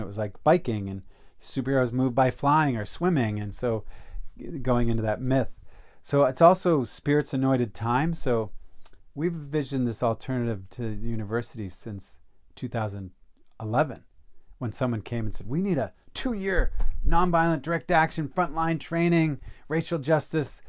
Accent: East Coast, United States; I'm from the East Coast, so went back east

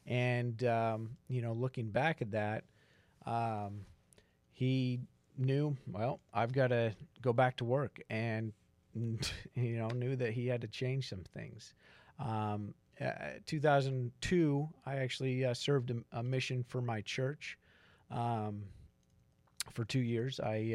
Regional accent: Salt Lake City, Utah, United States; I grew up in Utah. Salt Lake City suburb area, and very conservative, life, and really didn't think, about life outside of Utah.

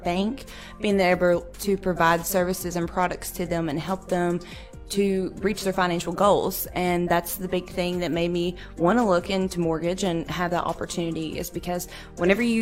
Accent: Grayson County, Kentucky, United States; moved away as an adult; now in Bowling Green, United States; I'm originally from Grayson County, Kentucky, which is about an hour north of here. I went to school there, graduated from high school there

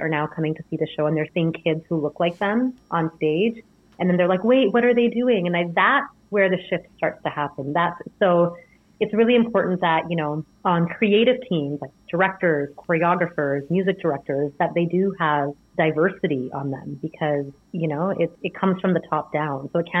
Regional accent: India; it's something that I grew up studying in India.

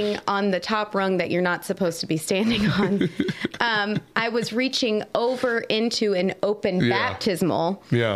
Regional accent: Maryland, United States; we're both from Maryland and have this bond always

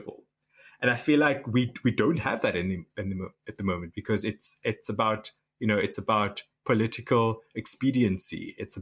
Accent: Namibia; now in United Kingdom; I'm from Namibia.

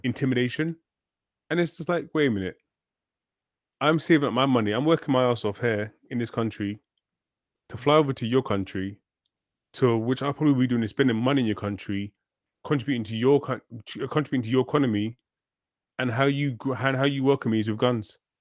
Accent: London, United Kingdom; I grew up, I grew up in London.

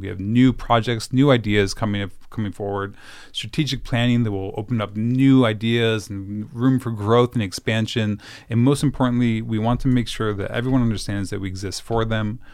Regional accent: Syracuse, New York, United States; moved away; I grew up in Syracuse, New York

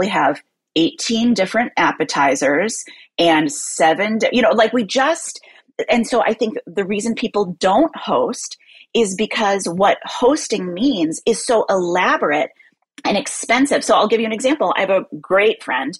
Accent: Midwest, United States; now in New York, United States; as a Midwesterner who now lives in New York

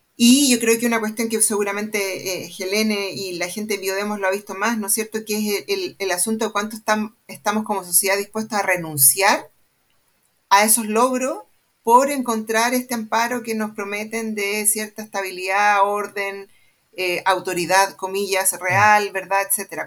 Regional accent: Santiago, Santiago Metropolitan Region, Chile; estudié en el Manuel de Salas

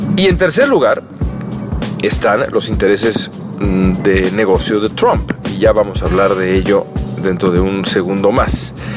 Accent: Mexico; moved away as an adult; now in Los Angeles, United States; he vivido toda mi vida en, en México

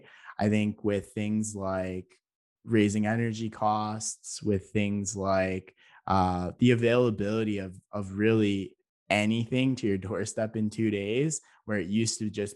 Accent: Canada

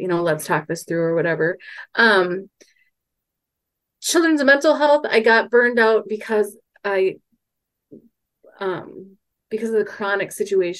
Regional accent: Mankato, Minnesota, United States; I'm from Mankato

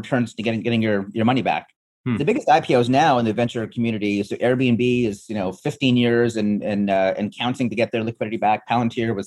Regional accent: Canada; moved away; also born or lived in East Africa; I grew up in Canada. I was born in East Africa

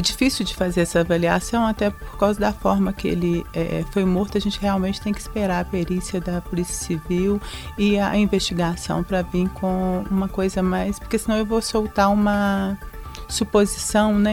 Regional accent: Belo Horizonte, Minas Gerais, Brazil; also born or lived in São Sebastião do Maranhão, Minas Gerais; nasci numa cidade chamada São Sebastião do Maranhão, perto de Santa Maria do Suaçuí. Mas a minha família veio para cá comigo comigo, eu tinha dois anos de idade, morei a minha infância na Vila Semic, na região do Barreiro

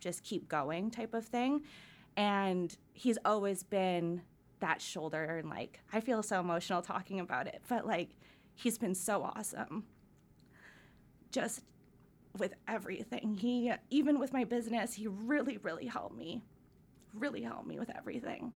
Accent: Surrey, British Columbia, Canada; I grew up in Surrey

